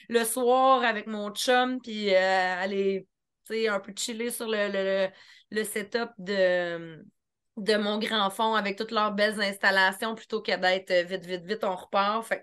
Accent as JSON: {"language": "French", "area": "Eastern Townships", "region": "Quebec", "country": "Canada", "said": "Je viens des cantons de l'Est"}